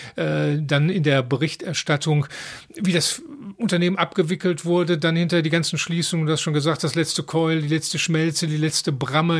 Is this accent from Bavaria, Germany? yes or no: no; Dortmund, North Rhine-Westphalia, Germany; mein erstes Kinderbett so vielleicht 150 Meter vom Borsigplatz entfernt war, nämlich in der Tiefestraße, Hösch Wohnungsbau